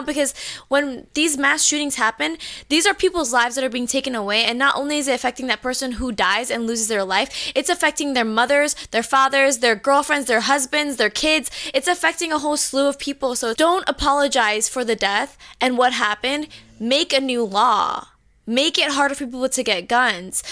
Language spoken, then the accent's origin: English; Orlando, Florida, United States; we are from Orlando